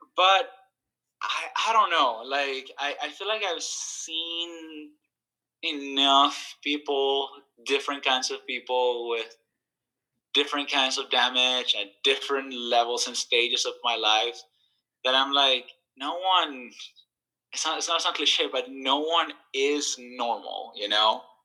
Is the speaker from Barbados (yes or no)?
no; El Salvador; I grew up in El Salvador, and uh, I went to the same school from uh, uh grade one to uh, grade 12th